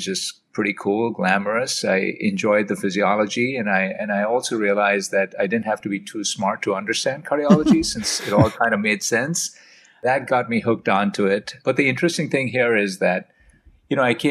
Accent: India; moved away as an adult; also born or lived in Oxford, United Kingdom; now in United States; I grew up in India. I did medical school in India

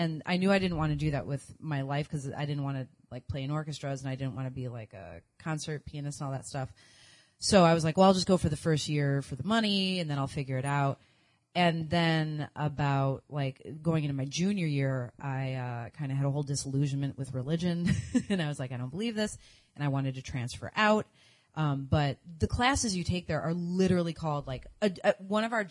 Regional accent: Chicago, Illinois, United States; moved away; also born or lived in Tulsa, Oklahoma / New York; I'm originally from Chicago

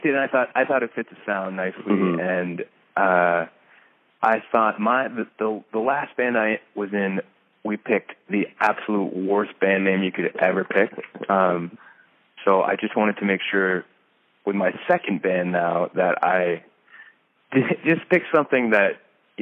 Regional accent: suburbs surrounding Boston, Massachusetts, United States; also born or lived in New York; I grew up in kind of suburbs surrounding Boston

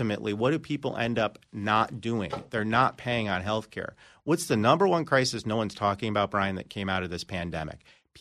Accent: New York, United States; now in Florida, United States; I'm originally from New York

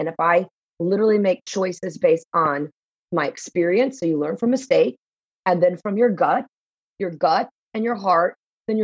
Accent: Texas, United States; I came from Texas, all my original movies were shot in Texas.

